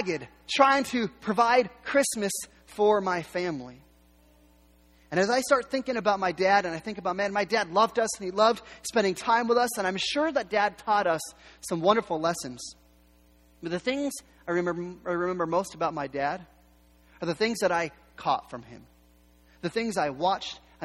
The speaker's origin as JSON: {"language": "English", "town": "Yakima", "region": "Washington", "country": "United States", "tie": "born or raised there", "also_born_or_lived": "Seattle", "said": "our family, we was born in Seattle, the reason we moved to Yakima is my dad was given the opportunity to run a cafeteria"}